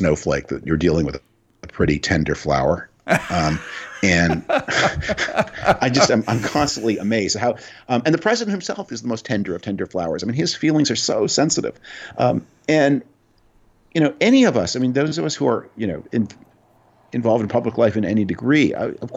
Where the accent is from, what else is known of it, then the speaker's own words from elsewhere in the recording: Canada; moved away; I grew up, I was born in Canada, I retain a lot of connections there, I have a house there